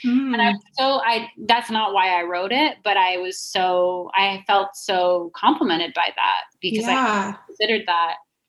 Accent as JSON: {"language": "English", "town": "Albuquerque", "region": "New Mexico", "country": "United States", "tie": "born or raised there", "said": "Yeah. That's my hometown murder."}